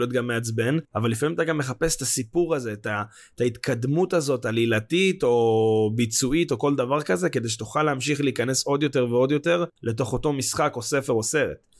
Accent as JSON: {"language": "Hebrew", "country": "Israel", "said": "בתור ישראלים"}